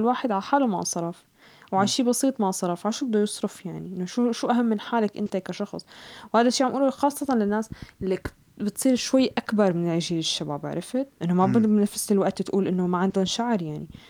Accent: Syria; moved away; نحن آه، كأشخاص كسوريين

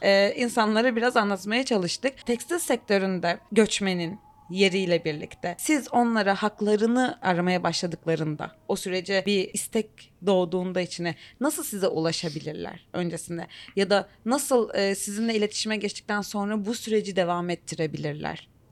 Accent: Turkey

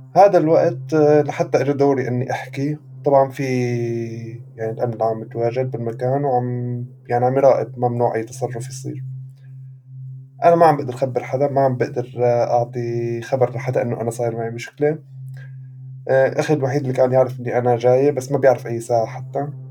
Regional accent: Syria; moved away as an adult; also born or lived in Beirut, Lebanon; now in Europe; كوني سوري

